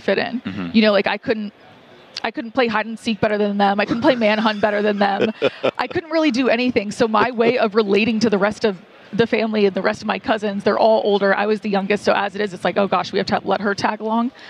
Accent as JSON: {"language": "English", "town": "Atlanta", "region": "Georgia", "country": "United States", "tie": "born or raised there", "said": "so I grew up in Atlanta, which is like SEC country"}